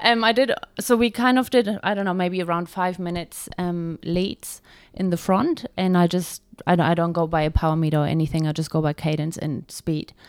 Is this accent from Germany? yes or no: yes; Germany; moved away as an adult; now in Taupo, New Zealand; I'm originally from Germany. And I've been in New Zealand now for eight years and have been living in Taupo ever